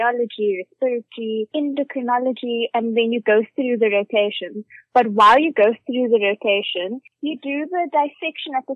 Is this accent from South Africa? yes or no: yes; Mthatha, Eastern Cape, South Africa; moved away as an adult; also born or lived in Stellenbosch; I was born in Cape Town, then grew up in a small town in the eastern Cape called Mthatha.